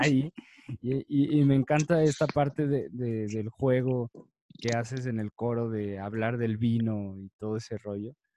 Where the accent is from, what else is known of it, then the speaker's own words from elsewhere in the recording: Mexico; más siendo mexicano, más siendo latino